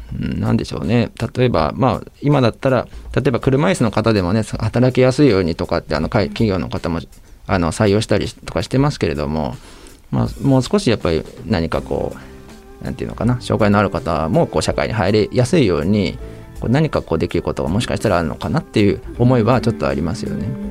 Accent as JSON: {"language": "Japanese", "region": "Chiba", "country": "Japan", "tie": "born or raised there", "said": "私自身あの実家が出身が千葉なんですけど"}